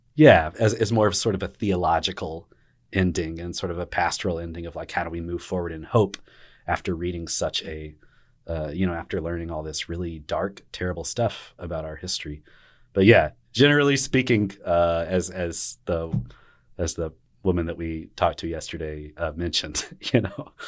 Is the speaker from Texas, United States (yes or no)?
yes; Arlington, Texas, United States; a young kiddo growing up in Arlington, Texas.